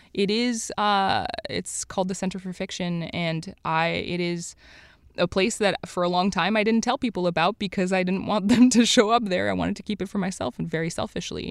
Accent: Montreal, Quebec, Canada; I grew up in Montreal

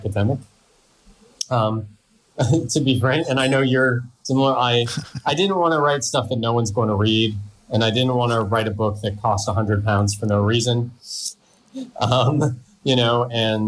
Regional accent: near Toronto, Ontario, Canada; moved away as an adult; also born or lived in Netherlands; now in United Kingdom; I'm Canadian. Yeah, I'm from near Toronto.

